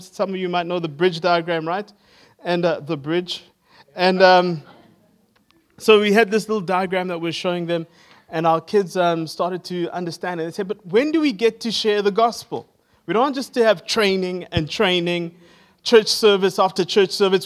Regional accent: Zimbabwe; now in Johannesburg, South Africa; I am from Johannesburg in South Africa. I grew up in Zimbabwe

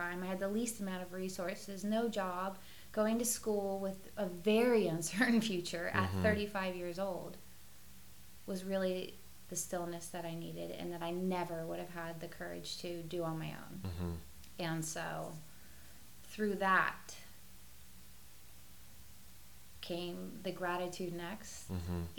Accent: Sacramento, California, United States

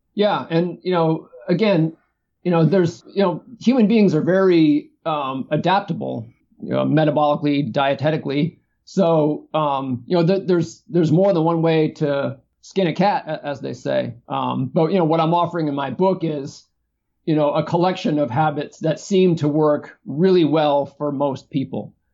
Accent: East Coast, United States; moved away as an adult; now in California, United States; so I grew up on the East Coast, and when I moved to California in 1995

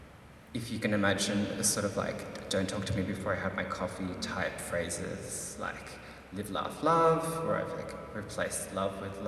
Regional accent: Philippines; me being Filipino

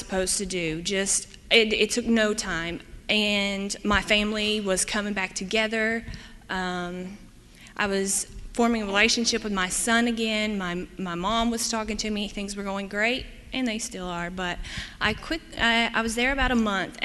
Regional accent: East Tennessee, United States; moved away as an adult; now in Michigan, United States; I'm from East Tennessee

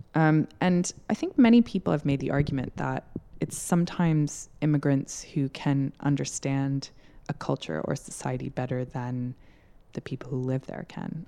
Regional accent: United States; now in United Kingdom; I'm American. I live in the U K

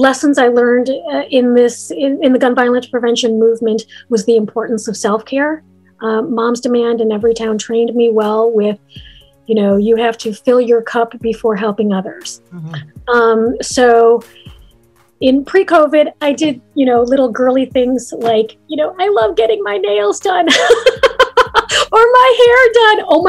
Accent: Chicago, Illinois, United States; Chicago. I am an American. I was born in the States

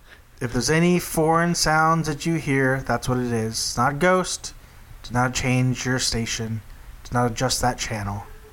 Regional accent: Texas, United States; my home state of Texas

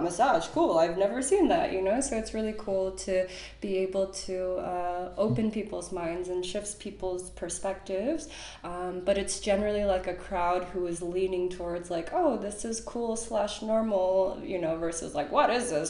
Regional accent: Chicago, Illinois, United States; moved away as an adult; also born or lived in San Francisco; now in Berlin, Germany; I was born in Chicago. I went to university in Chicago

